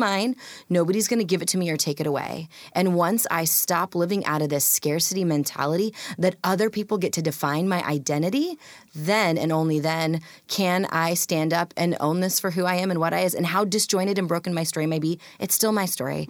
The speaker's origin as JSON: {"language": "English", "region": "Pacific Northwest", "country": "United States", "tie": "born or raised there", "also_born_or_lived": "India", "said": "growing up in a rural white community"}